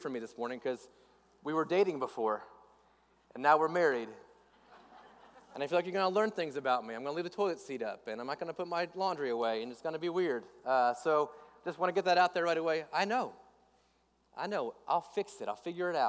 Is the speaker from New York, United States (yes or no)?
no; west coast of Florida, United States; moved away as an adult; also born or lived in Northeast Georgia; I grew up in Florida. I grew up on the west coast of Florida